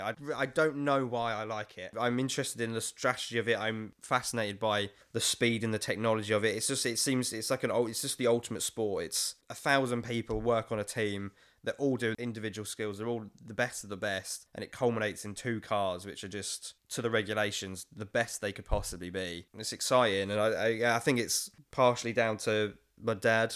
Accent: London, United Kingdom; I'm twenty-six, born and raised in East London

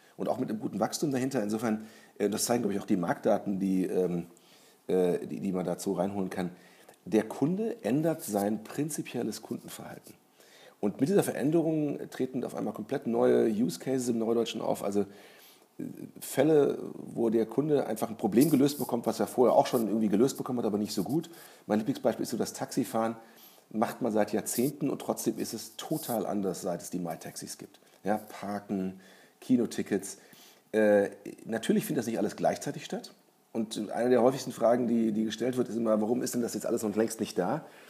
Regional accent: Germany; als Deutscher

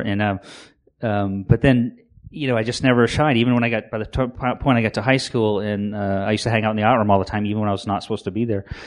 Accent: Maine, United States; born and raised in Maine

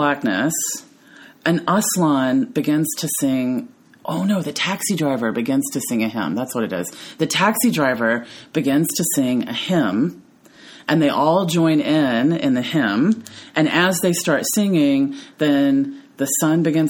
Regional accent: the South, United States; I was raised in the South where the feminine ideal is to be tiny and petite

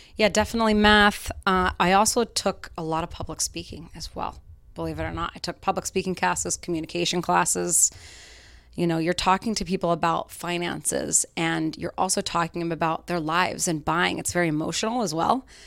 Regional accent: Salt Lake City, Utah, United States; moved away as an adult; now in Boston, United States; I grew up in Salt Lake City, Utah

